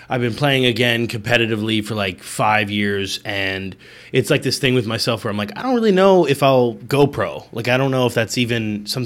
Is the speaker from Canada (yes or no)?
no; Indiana, United States; also born or lived in Chicago, Illinois; now in South Florida, United States; I'm from Indiana. I was born in Chicago, but I grew up in Indiana.